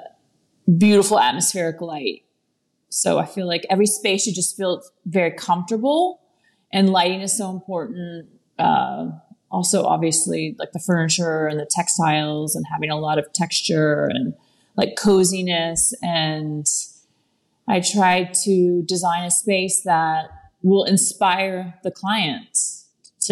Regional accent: Texas, United States; moved away; I'm from Texas and I have a ranch in Texas

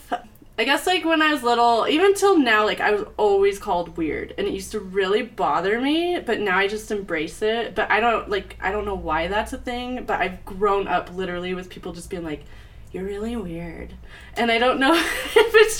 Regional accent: Littleton, Colorado, United States; I grew up in Littleton, Colorado.

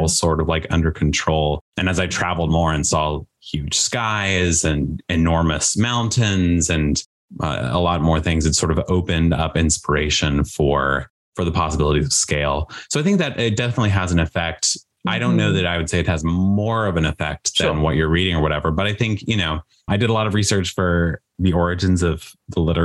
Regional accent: Washington, District of Columbia, United States; moved away as an adult; I was from the Washington, D.C. area.

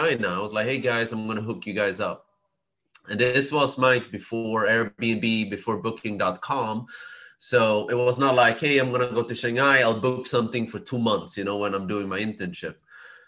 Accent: Sweden; I was born and raised in Sweden

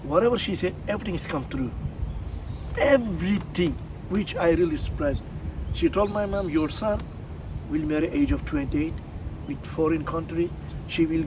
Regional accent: Tekirdağ, Turkey; English is a second language; moved away as an adult; also born or lived in Philippines; now in Japan; my hometown of Tekirdağ, which is I'm from, Tekirdağ is near the Greek

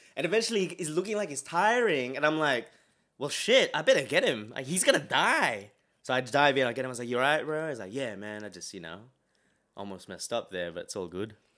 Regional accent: Australia; we grew up here

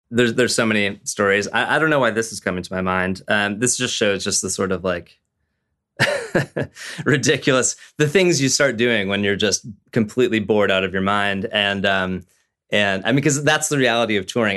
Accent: Southern California, United States; I was raised in Southern California

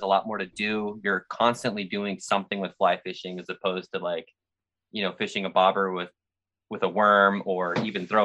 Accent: Scottsdale, Arizona, United States; moved away; also born or lived in Utah / Tempe, Arizona; I grew up in Scottsdale and then went to college in Tempe

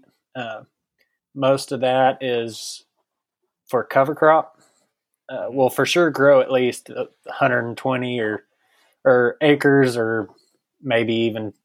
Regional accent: Brownfield, Texas, United States; I'm from Brownfield, Texas, down in Terry County. I graduated high school in 2013

